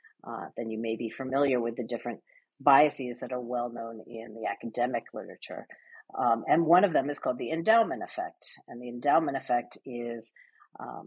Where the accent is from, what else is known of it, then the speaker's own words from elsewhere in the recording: United States; moved away as an adult; also born or lived in London; I'm American, but I spent the bulk of my career in London